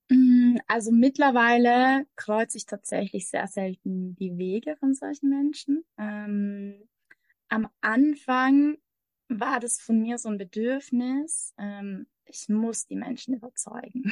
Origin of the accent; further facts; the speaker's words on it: Austria; moved away as an adult; also born or lived in Mexico; Ich komme aus Österreich, bin aber seit ungefähr anderthalb Jahren in der Welt unterwegs